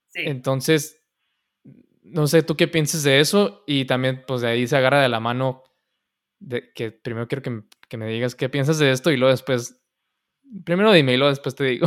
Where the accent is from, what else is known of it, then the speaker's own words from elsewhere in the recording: Mexico; moved away; soy mexicano